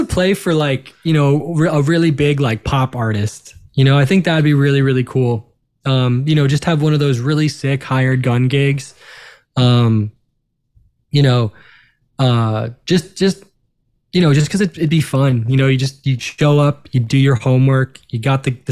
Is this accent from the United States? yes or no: yes; Long Island, New York, United States; we're all from New York. We're all, you know, we're all Jews from Long Island